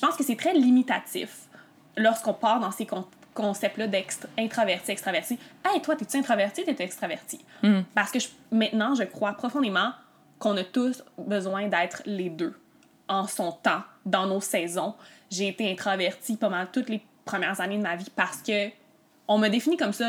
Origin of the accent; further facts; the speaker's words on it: Quebec, Canada; also born or lived in Montreal; je suis une Québécoise, puis je suis née au Québec